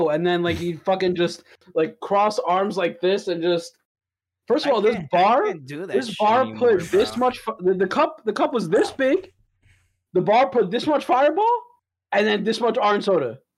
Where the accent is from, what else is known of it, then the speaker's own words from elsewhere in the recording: New York, United States; Good thing we're all from New York.